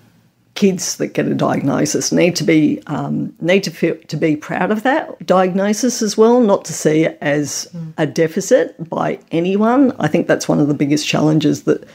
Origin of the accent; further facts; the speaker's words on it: Australia; I am a mum, I am a researcher, I am Australian